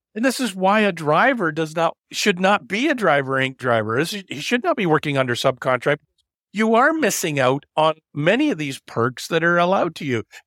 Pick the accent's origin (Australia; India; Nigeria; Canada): Canada; I'm only a third generation Canadian